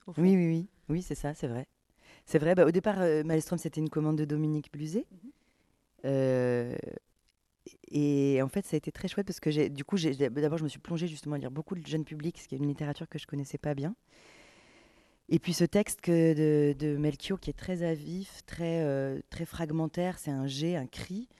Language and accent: French; Camargue, Provence-Alpes-Côte d'Azur, France; j'ai grandi en Camargue